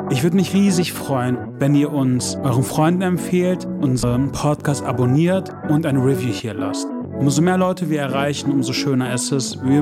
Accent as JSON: {"language": "German", "town": "Hannover", "region": "Lower Saxony", "country": "Germany", "moved": "yes", "lives_now": "Mallorca, Spain", "said": "äh, eigentlich komme ich aus Hannover"}